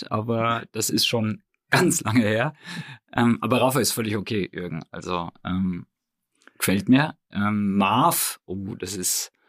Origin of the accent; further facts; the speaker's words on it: Hohenroth, Bavaria, Germany; Aber ähm, gebürtig Hohenrot. Ja, genau. Also da ist mein Elternhaus in Hohenrot.